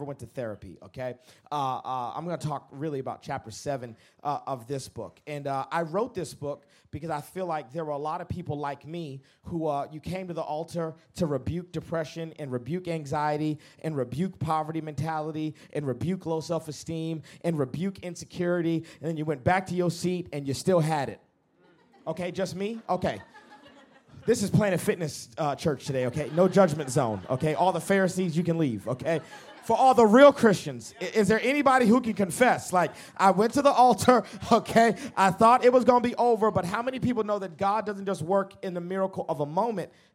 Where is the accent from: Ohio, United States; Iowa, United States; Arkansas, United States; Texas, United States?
Texas, United States; Dallas; I come to you from the great country of Texas. I'm from Dallas, Texas